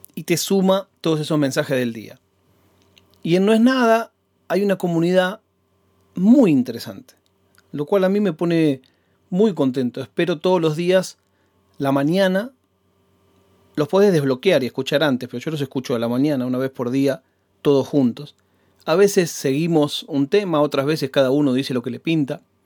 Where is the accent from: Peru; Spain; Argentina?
Argentina; Banfield, Buenos Aires Province; also born or lived in Adrogué; mi casa en Banfield